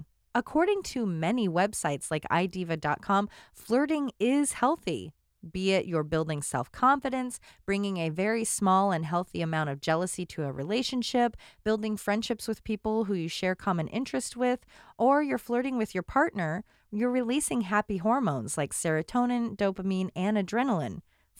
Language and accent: English; Florida, United States; I grew up in South Florida, so when I watched Golden Girls and they visited Biscayne General Hospital in Season 2, Episode 20, I was confused.